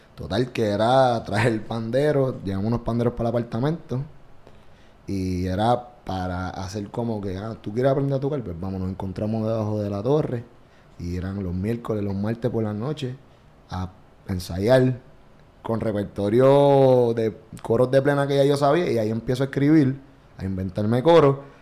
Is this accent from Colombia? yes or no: no; Vega Baja, Puerto Rico; also born or lived in Santurce, San Juan, Puerto Rico; Nací en Santurce, pero me escribo en Vega Baja, allá en el 93.